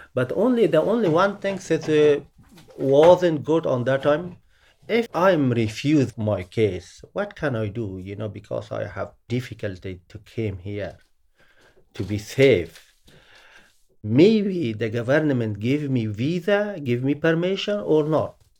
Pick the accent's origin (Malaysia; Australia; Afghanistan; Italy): Afghanistan; Kabul; accent: Afghan; English is a second language; moved away as an adult; now in London, United Kingdom; is a place which is I'm born